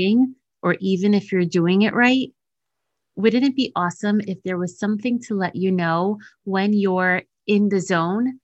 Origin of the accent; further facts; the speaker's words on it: New Jersey, United States; my home state of New Jersey